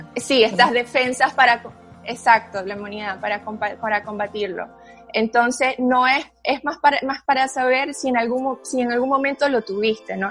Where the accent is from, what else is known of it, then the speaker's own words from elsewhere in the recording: Nicaragua; moved away as an adult; also born or lived in Germany; soy originalmente de Nicaragua, mi papá es alemán